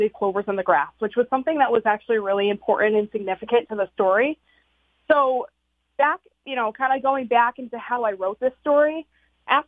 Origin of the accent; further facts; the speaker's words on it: Wallingford, Connecticut, United States; I am from Wallingford